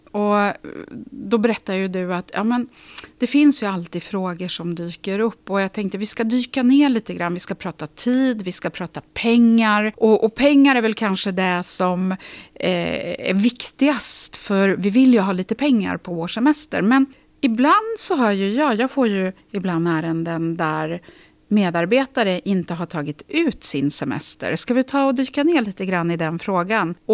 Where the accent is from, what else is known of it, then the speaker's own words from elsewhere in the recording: Lysekil, Västra Götaland, Sweden; Vi sitter ju i Stockholm just nu. Jag kommer från Lysekil.